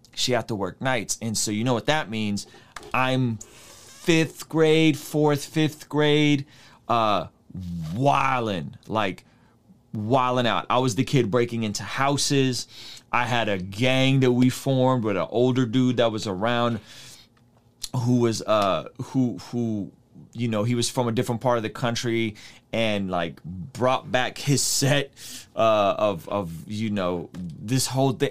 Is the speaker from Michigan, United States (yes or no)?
no; San Diego, California, United States; I'm growing up in San Diego